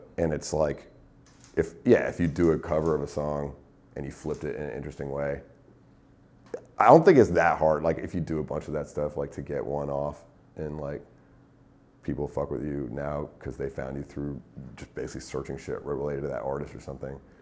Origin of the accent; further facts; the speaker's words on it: Northeast, United States; moved away as an adult; also born or lived in New York; now in Los Angeles, United States; I'm from the Northeast